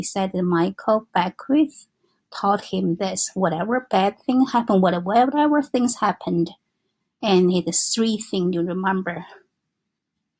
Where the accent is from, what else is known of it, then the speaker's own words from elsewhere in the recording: China; English is a second language; moved away as an adult; now in New York, United States; I was born in China, and because I married to my husband